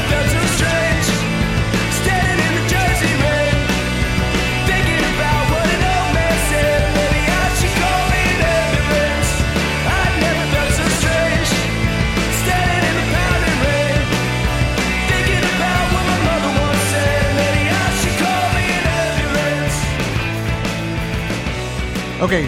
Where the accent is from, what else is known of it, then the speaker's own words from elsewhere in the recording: New York City, New York, United States; I'm from Queens